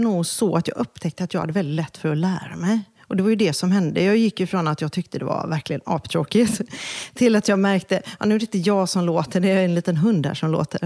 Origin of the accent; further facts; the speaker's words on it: Kungälv, Västra Götaland, Sweden; also born or lived in Gothenburg; jag växte faktiskt upp strax norr om Göteborg. Så jag tillbringade nog min barndom och Eh, mina tonår i Kungälv